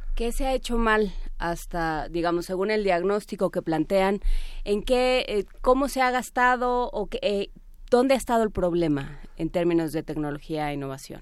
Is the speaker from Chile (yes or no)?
no; Mexico; nos afecta en México y que tenemos que resolver como mexicanos